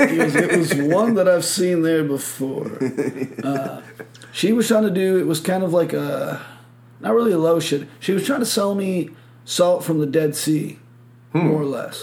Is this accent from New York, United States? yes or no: no; Michigan, United States; moved away; I was like, Michigan.